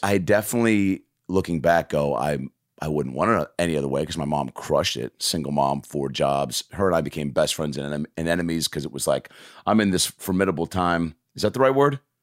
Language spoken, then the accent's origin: English; Lake Forest Park, Washington, United States; I'm growing up in Lake Forest Park, Washington